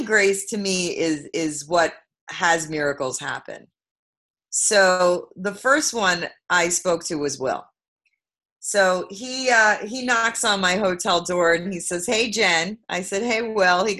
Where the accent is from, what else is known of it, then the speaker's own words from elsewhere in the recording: New York City, New York, United States; I'm from Brooklyn, New York